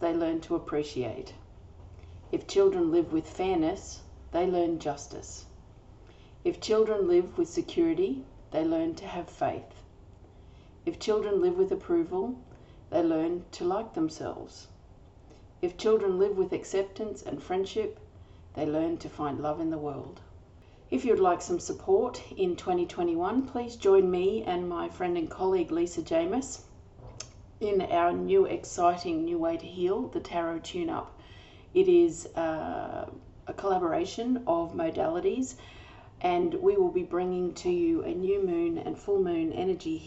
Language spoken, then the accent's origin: English; Australia; I'm an Australian energy healer